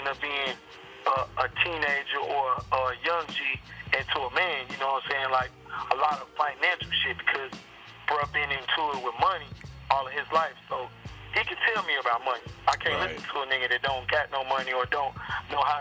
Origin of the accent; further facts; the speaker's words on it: West Coast, California, United States; also born or lived in Memphis, Tennessee, United States; I'm born in Memphis, and I was raised in the West Coast